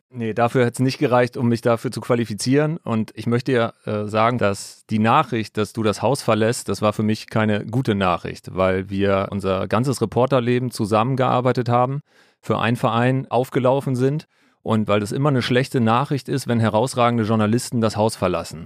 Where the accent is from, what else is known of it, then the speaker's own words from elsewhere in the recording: Altes Land, between Stade and Hamburg, Lower Saxony, Germany; Ich komme aus dem alten Land, aus dem wunderschönen alten Land in der Nähe von Hamburg, zwischen Stade und Hamburg. Bin da ganz normal zur Schule gegangen